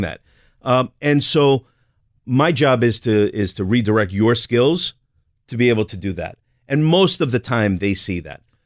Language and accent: English; New Jersey, United States; I'm from Jersey